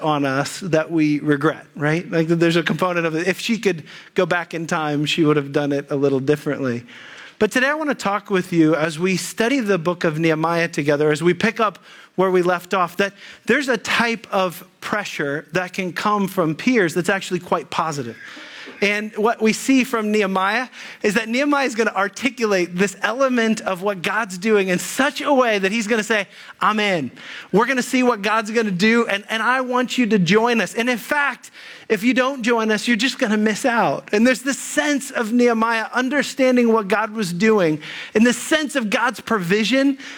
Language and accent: English; Dayton, Ohio, United States; I grew up in the Dayton area in southern Ohio, or closer to Dayton, in a suburb of Dayton